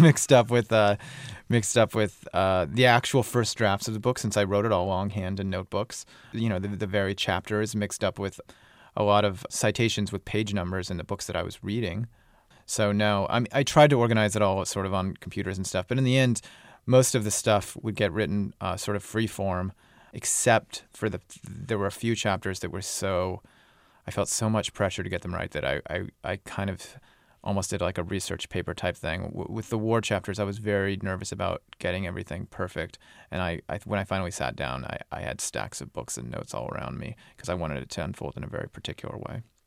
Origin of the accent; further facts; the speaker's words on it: United States; I'm American